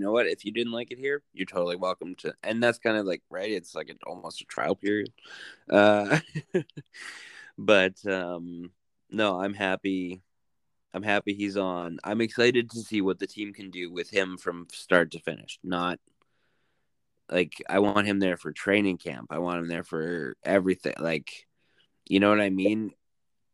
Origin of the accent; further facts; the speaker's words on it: Canada; As a Canadian